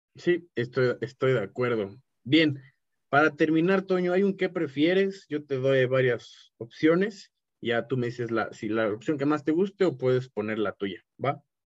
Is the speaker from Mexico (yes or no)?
yes; Mexico; soy un mexicano podcaster como tú